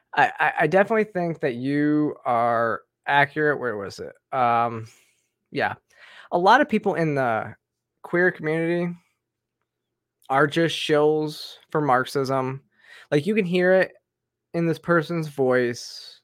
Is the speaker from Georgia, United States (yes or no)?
yes; Georgia, United States; my home state in Georgia